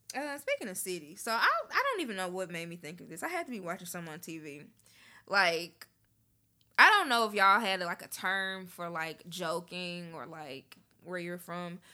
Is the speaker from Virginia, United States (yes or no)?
no; Memphis, Tennessee, United States; moved away; I grew up in Memphis.